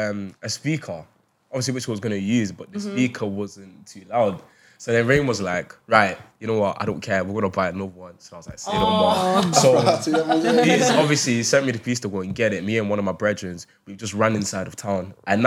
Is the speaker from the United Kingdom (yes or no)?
yes; Manchester, North West England, United Kingdom; since we're all from Manchester.